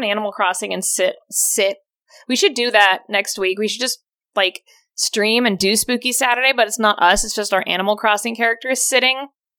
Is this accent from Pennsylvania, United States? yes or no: no; San Bernardino, California, United States; moved away; also born or lived in Washington; where I grew up in San Bernardino